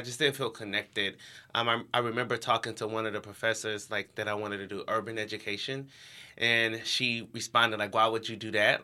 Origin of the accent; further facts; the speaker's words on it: Cleveland, Ohio, United States; I grew up in Cleveland, Ohio